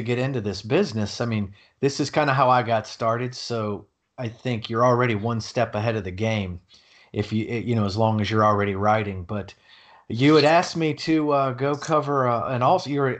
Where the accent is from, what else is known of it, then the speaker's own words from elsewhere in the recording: Durham, North Carolina, United States; now in Tampa, United States; Oh, well, I'm from Durham, North Carolina, and I live in Tampa, Florida.